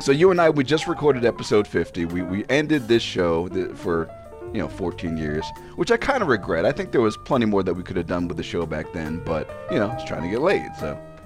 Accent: Ashburn, Virginia, United States; moved away; also born or lived in Illinois; I come from Ashburn, Virginia

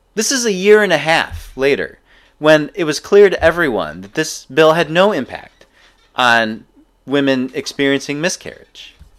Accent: Ann Arbor, Michigan, United States; growing up in Ann Arbor

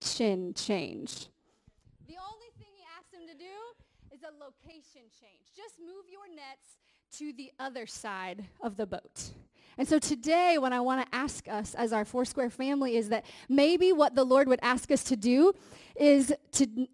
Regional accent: Indiana, United States; I'm from Indiana

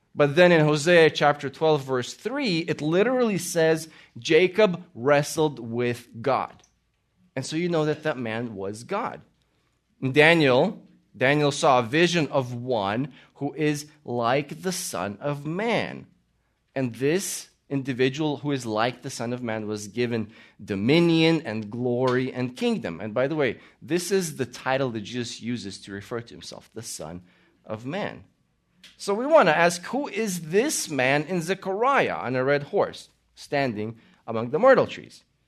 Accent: Latvia; also born or lived in Austria / Italy; now in United States; I was born in Latvia. We immigrated to America

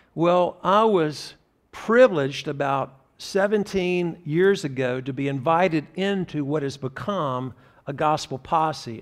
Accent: Graham, North Carolina, United States; Part of my heritage was growing up in Graham, North Carolina, a very small town between Greensboro, North Carolina, and Chapel Hill

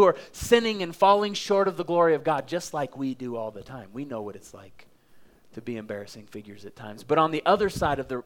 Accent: Oklahoma, United States; now in Colorado Springs, United States; I'm from Oklahoma

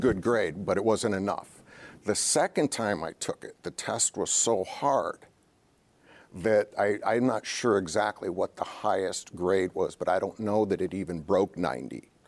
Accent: Ohio, United States; moved away; my home state, Ohio

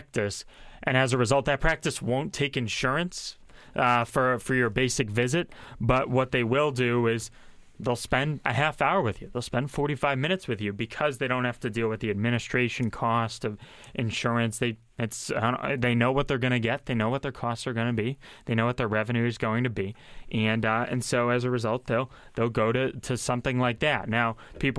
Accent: Massachusetts, United States; now in Pennsylvania, United States; Massachusetts, my home state

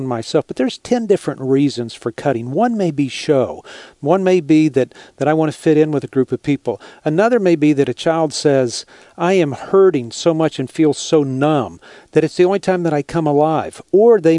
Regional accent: Texas, United States; I'm from Texas

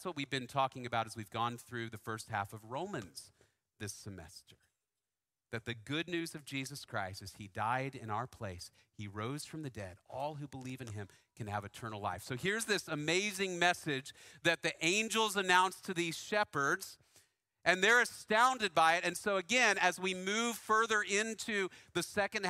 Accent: Dallas, Texas, United States; I grew up in Dallas in the 80s and 90s mostly.

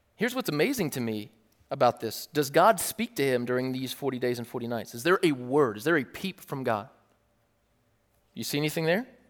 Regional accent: United States

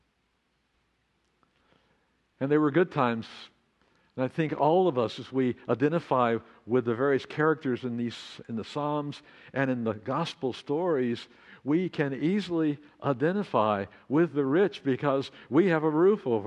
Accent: Amarillo, Texas, United States; now in Laguna Beach, United States; U.S. 66 that ran right through my hometown, now I-40.

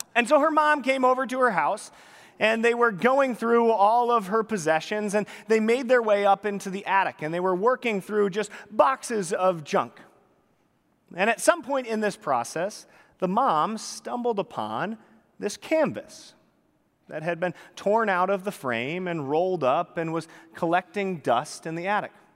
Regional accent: Pacific Northwest, United States; moved away; I had the pleasure of growing up in the Pacific Northwest

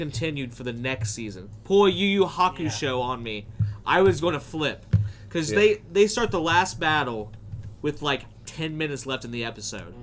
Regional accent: United States; we're American

